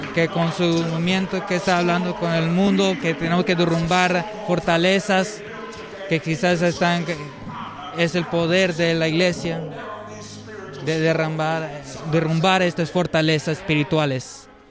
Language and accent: Spanish; San Joaquin Valley, California, United States; soy eh, del Valle de San Joaquín. Eh, yo estaba cerca donde había una donde había almendras